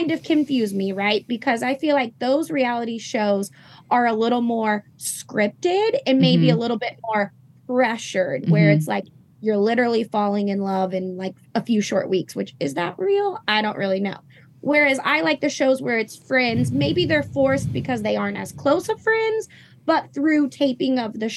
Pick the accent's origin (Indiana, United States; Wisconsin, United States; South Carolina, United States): Indiana, United States; I am from Indiana